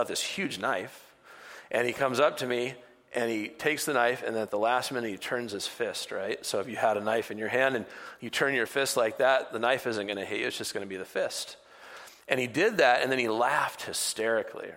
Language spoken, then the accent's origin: English; Bellingham, Washington, United States; growing up in Bellingham, because I'm born and raised here